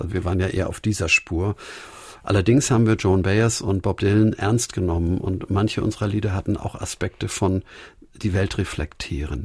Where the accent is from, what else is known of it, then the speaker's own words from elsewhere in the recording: Hamburg, Germany; Der Stadtteil, in dem wir aufgewachsen sind, die Jahresstadt in Hamburg-Winterhude, war ungefähr zur Hälfte zerbombt